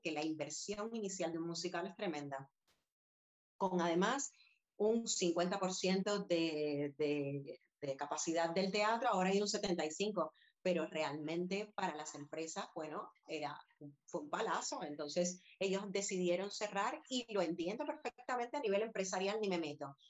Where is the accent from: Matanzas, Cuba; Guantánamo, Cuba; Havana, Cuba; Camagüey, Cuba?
Havana, Cuba; now in Madrid, Spain; sé que soy cubana y he nacido allí, pero si me dices, ¿dónde es tu hogar? Pues evidentemente hace 22 años que vivo aquí y me conozco más esta ciudad que La Habana, que fue donde, donde yo nací